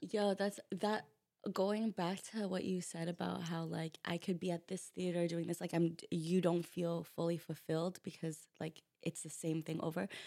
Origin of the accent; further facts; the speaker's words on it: Rancho Cucamonga, California, United States; now in New York, United States; I'm from a small town three hours away from L A. It's called Rancho Cucamonga.